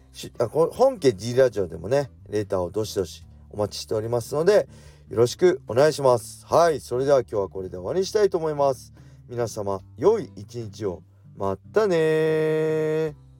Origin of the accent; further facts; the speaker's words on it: Tsukuba, Ibaraki, Japan; この僕の地元このつくば